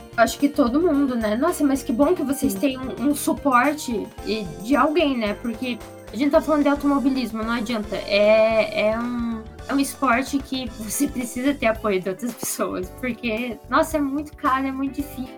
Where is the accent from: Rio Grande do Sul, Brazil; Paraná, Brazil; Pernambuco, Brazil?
Paraná, Brazil; Curitiba; Eu sou de Curitiba também